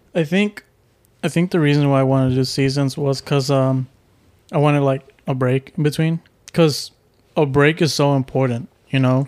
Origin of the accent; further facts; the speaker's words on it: Houston, Texas, United States; I'm from Houston